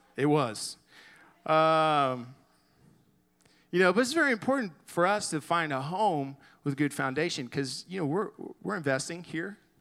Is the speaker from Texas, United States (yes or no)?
yes; Garland, Texas, United States; I grew up in Garland, went to high school there